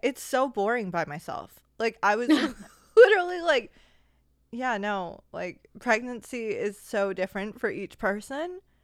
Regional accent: United States; as an American

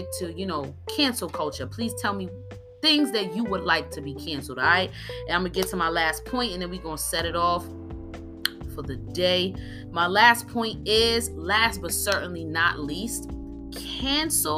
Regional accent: New York, United States; moved away as an adult; also born or lived in New Jersey; now in Atlanta, United States; I'm from New York

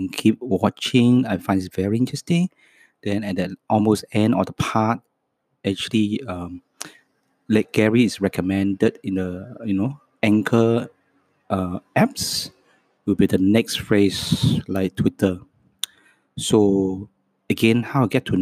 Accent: Hong Kong; first language Cantonese; English is a second language; moved away as an adult; also born or lived in Townsville, Australia; I was born in Hong Kong. And my mother tongue's language is Cantonese. So my second language is English

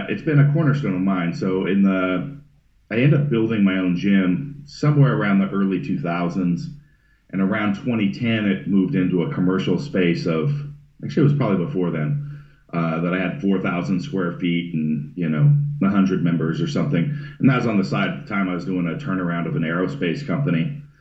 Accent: Northern California, United States; I was born in Northern California, not too far north of San Francisco, kind of wine country area, and essentially for the most part grew up homeless in the mountains.

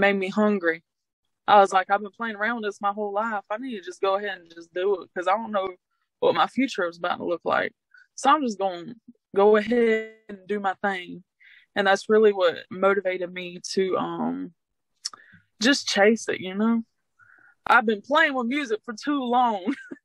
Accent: St. George, Georgia, United States; also born or lived in Jacksonville, Florida; I've been here most of my life

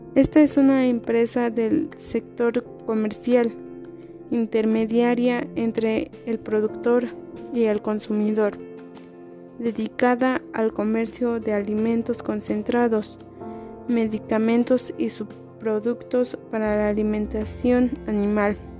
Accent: Cadereyta de Montes, Querétaro, Mexico; soy de Cadereyta de Montes Querétaro

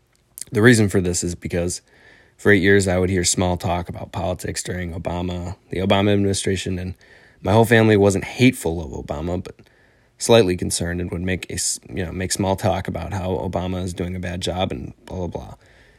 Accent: Illinois, United States; I'm 18 years old. I'm from Northern Illinois, and I'm enlisted in the military

